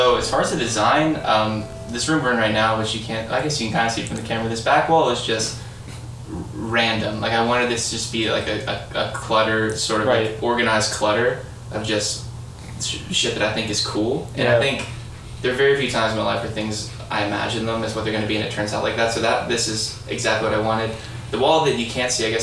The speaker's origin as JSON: {"language": "English", "town": "Pittsburgh", "region": "Pennsylvania", "country": "United States", "said": "I'm from Pittsburgh."}